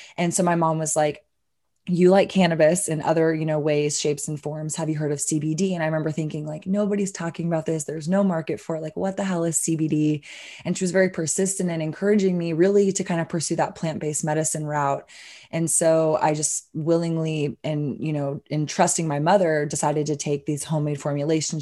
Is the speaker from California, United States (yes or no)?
no; Austin, Texas, United States; I'm a born and raised Austinite, so Texan, obviously, but Austin really is my hometown